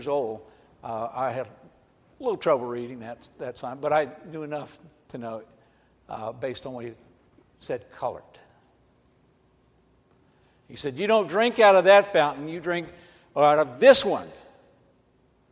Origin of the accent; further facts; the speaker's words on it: Atlanta, Georgia, United States; I grew up in Atlanta, Georgia.